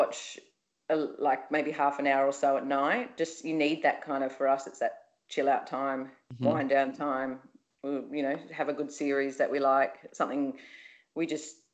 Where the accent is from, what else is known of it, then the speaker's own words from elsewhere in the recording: Byron Bay, New South Wales, Australia; grew up in Byron Bay